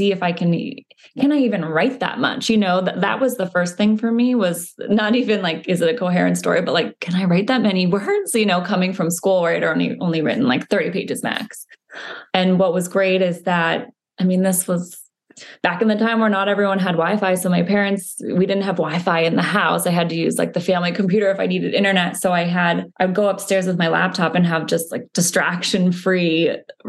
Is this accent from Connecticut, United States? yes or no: yes; Connecticut, United States; I grew up in Connecticut